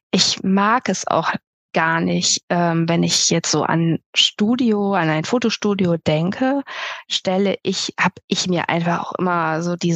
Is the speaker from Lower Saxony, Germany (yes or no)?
yes; Melle, Lower Saxony, Germany; ich komme aus Melle bei Osnabrück